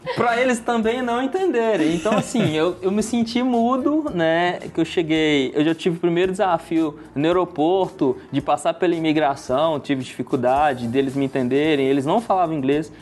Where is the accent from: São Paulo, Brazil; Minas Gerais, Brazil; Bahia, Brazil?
Minas Gerais, Brazil; Betim; Eu sou de Brité